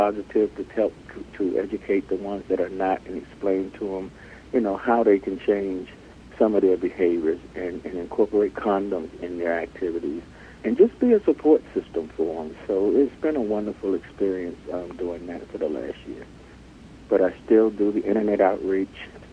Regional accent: Alexandria, Virginia, United States; I was born and raised here in Northern Virginia in the city of Alexandria.

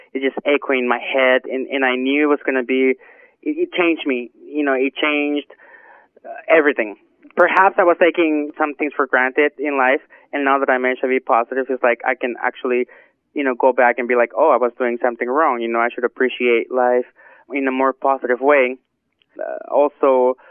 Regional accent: Modesto, California, United States; I'm born in Modesto, but I come from an Arab dad and a Mexican mother.

